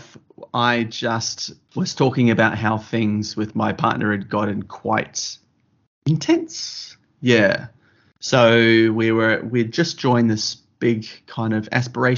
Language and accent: English; New Zealand; growing up in New Zealand and country New Zealand